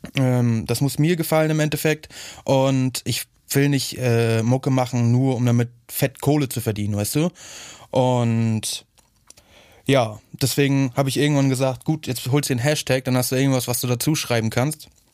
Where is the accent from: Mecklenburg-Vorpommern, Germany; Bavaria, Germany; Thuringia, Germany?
Mecklenburg-Vorpommern, Germany; Hagenow; moved away; ursprünglich komme ich eigentlich aus Hagenow, so, das ist halt in Mecklenburg-Vorpommern